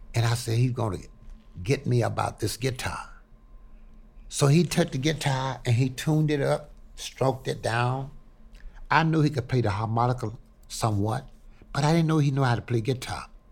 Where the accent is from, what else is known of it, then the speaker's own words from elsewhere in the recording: Houma, Louisiana, United States; moved away; also born or lived in Pine Bluff, Arkansas / Chicago; I was born in a little place called Haynesville, Houma, Louisiana